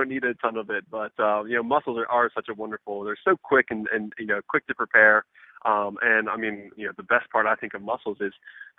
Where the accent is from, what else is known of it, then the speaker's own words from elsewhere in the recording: Birmingham, Alabama, United States; now in New York City, United States; I grew up in the South as well. And, you know, in Birmingham, Alabama, I mean, we lived by our farmers